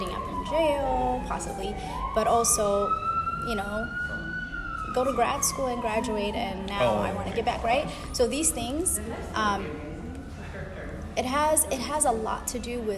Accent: Seattle, Washington, United States; also born or lived in Ethiopia; I was raised in Yesla Terrace.

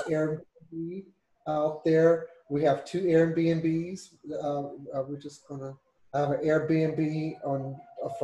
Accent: the South, United States; moved away; growing up in the South

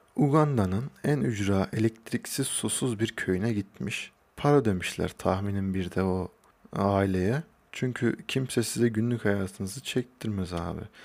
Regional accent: Hacılar, Kayseri Province, Turkey; also born or lived in Ankara; Kayseri Hacılarlıyım. Doğma büyüme de buradayım

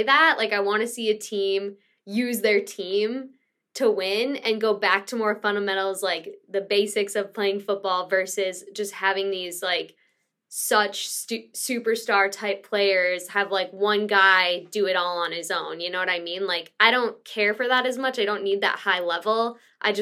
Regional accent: Midwest, United States; I'm from the Midwest

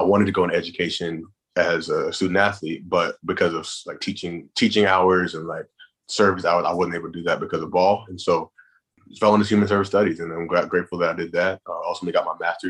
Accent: the Carolinas, United States; I grew up in the Carolinas

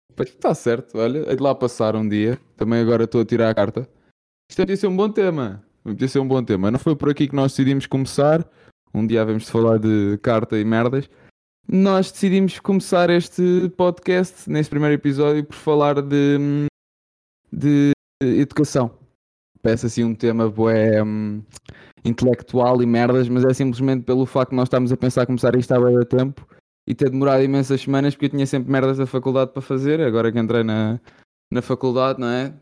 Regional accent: Lisbon, Portugal; eu sou de Lisboa

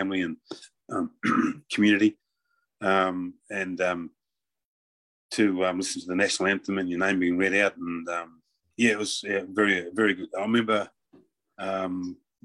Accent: Auckland, New Zealand; I was born and bred in Otahoo.

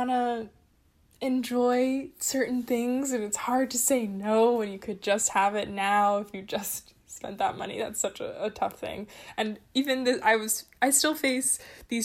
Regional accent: California, United States; moved away as an adult; also born or lived in Boston; I'm originally from California

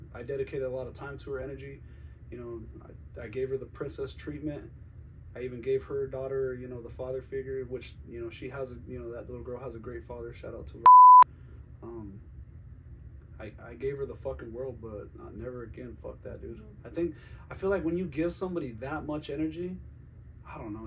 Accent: Glenwood Springs, Colorado, United States; now in Greeley, United States; I'm originally from the Western Slope. Glenwood Springs

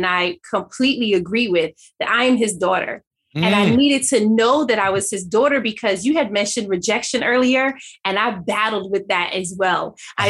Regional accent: Jamaica; And now I'm Jamaican.

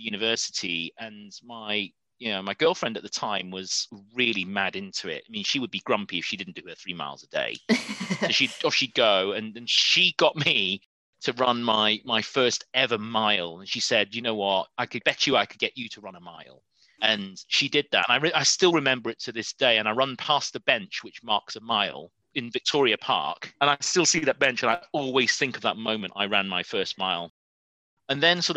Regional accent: Preston, North West England, United Kingdom; now in London, United Kingdom; I was born in Preston, in Lancashire

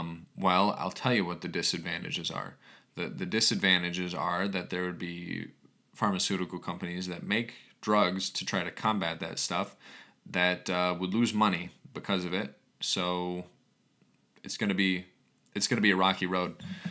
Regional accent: New York, United States; I grew up on Long Island, and I lost my best friend to a fentanyl overdose.

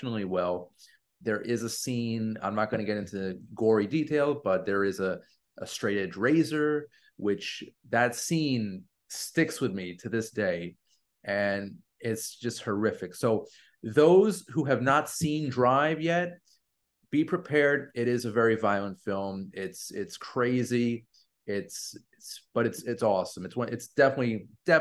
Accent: New York City, New York, United States; I was born and raised in Queens

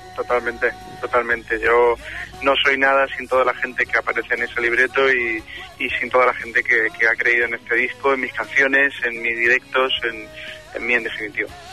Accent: Málaga, Andalusia, Spain; moved away; cuando baje a mi tierra, a Málaga, pues eh, con la familia

